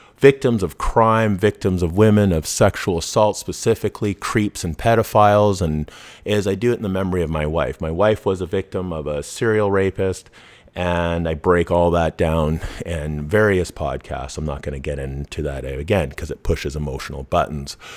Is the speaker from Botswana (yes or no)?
no; Vancouver, British Columbia, Canada; I grew up in Vancouver, I grew up in B C